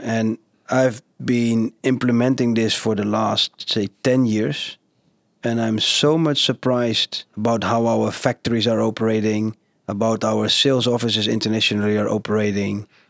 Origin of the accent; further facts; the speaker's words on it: Genemuiden, Overijssel, Netherlands; now in Zwartsluis, Netherlands; I've been growing up in Geenemuiden. They call it the, the carpet city of Europe